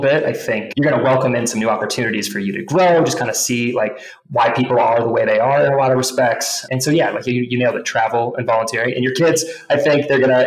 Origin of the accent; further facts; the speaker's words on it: Johnson County, Kansas, United States; moved away as an adult; now in Colorado, United States; growing up where I grew up in Johnson County specifically